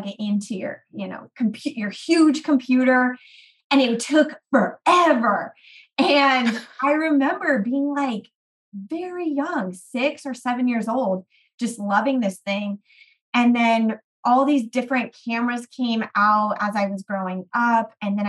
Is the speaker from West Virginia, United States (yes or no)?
no; California, United States; I am from the Bay Area. I have lived all over California because my dad moved us around a lot.